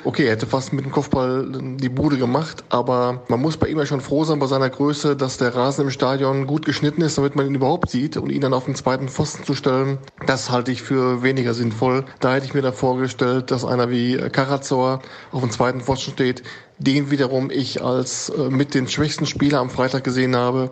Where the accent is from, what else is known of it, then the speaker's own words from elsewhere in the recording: North Rhine-Westphalia, Germany; Als äh, Westfale